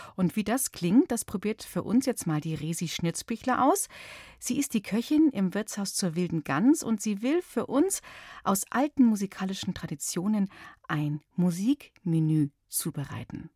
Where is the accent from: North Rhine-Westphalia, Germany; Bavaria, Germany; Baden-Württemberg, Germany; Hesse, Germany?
Bavaria, Germany; bei uns in Bayern